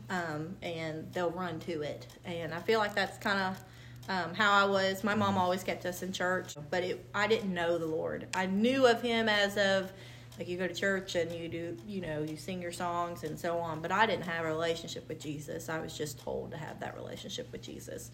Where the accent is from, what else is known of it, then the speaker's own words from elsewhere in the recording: Indiana, United States; moved away as an adult; also born or lived in Lewis County, Kentucky; I'm from Indiana, so my, I would have to move back to around my parents